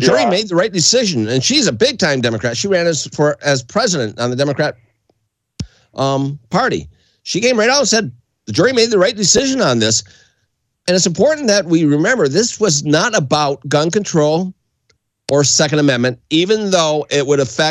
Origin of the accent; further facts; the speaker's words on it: across the Detroit River, Ontario, Canada; now in United States; I grew up in Canada